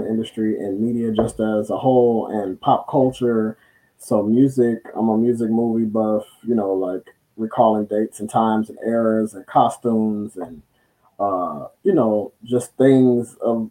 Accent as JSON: {"language": "English", "town": "Los Angeles", "region": "California", "country": "United States", "tie": "born or raised there", "also_born_or_lived": "Long Beach, California", "said": "My hometown is Los Angeles, 94th and Central, Watts, and I reside in, I guess you could say, Long Beach, Lakewood."}